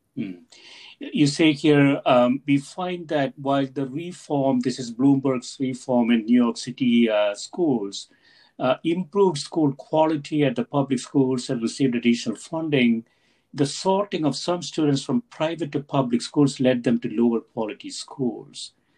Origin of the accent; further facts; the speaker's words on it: South India, India; moved away; I grew up in South India